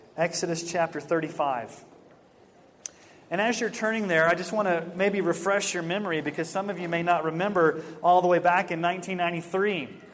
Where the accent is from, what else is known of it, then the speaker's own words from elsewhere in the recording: Houston, Texas, United States; moved away; Back in 1982, when I was a kid and we were growing up in Houston